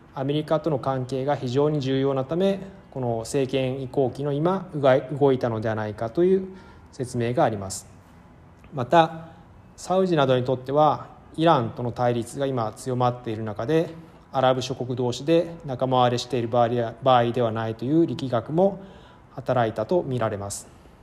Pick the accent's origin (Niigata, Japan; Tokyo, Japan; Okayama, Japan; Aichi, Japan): Tokyo, Japan; moved away as an adult; also born or lived in Moscow, Russia / Hokkaido; now in Cairo, Egypt; 1979年東京生まれ